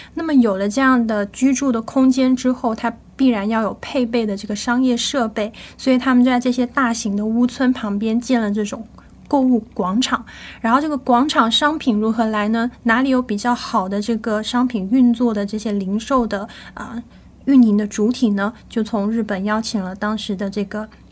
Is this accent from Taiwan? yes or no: no; Shenzhen, Guangdong, China; 我小时候是住在离这个东门老街非常非常远的一个地方